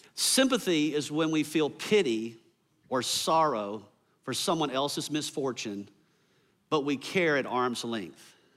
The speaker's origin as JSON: {"language": "English", "region": "the South", "country": "United States", "tie": "born or raised there", "said": "I grew up here in the South"}